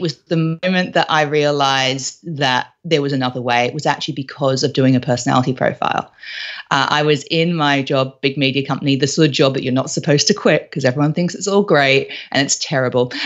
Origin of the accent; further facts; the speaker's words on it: Australia; moved away as an adult; also born or lived in London; I was originally from Australia, but all of my professional career, all of my job life was actually in London